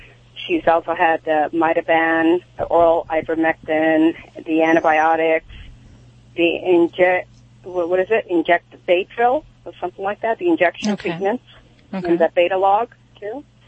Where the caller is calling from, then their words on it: Sherman Oaks, California, United States; Sherman Oaks.